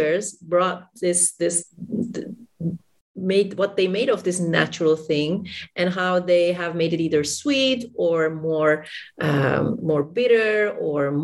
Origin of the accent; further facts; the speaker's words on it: Istanbul, Turkey; I'm from Istanbul, Turkey